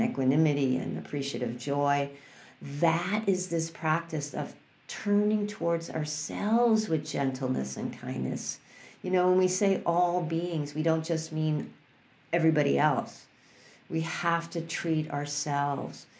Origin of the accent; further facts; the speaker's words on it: New York City, New York, United States; I grew up in New York City.